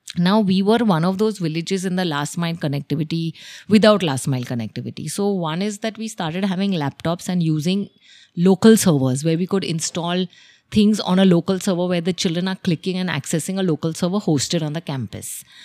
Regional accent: Mumbai, Maharashtra, India; moved away as an adult; now in Dahanu, India; I'm essentially from Mumbai

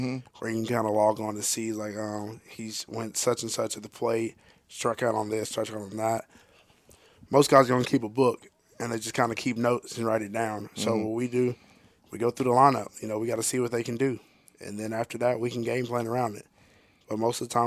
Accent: Texas, United States; now in Ardmore, Oklahoma, United States; I'm from Texas

